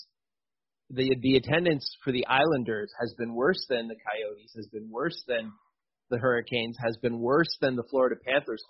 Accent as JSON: {"language": "English", "country": "Canada", "said": "I'm from Canada"}